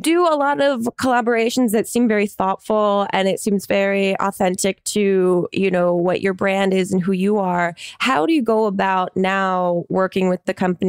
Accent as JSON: {"language": "English", "region": "New Jersey", "country": "United States", "said": "I'm from New Jersey."}